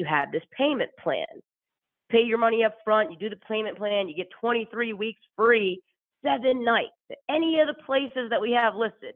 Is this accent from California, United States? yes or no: no; Pittsburgh, Pennsylvania, United States; I'm from Pittsburgh